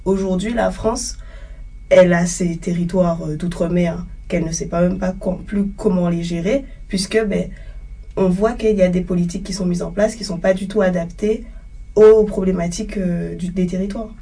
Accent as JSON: {"language": "French", "town": "Le Gosier", "country": "Guadeloupe", "said": "je suis guadeloupéenne, je viens du Gosier"}